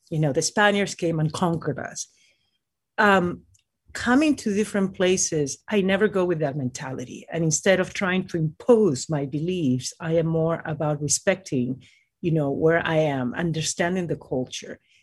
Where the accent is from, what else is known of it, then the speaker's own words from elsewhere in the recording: Lima, Peru; now in United States; I was born in Lima, Peru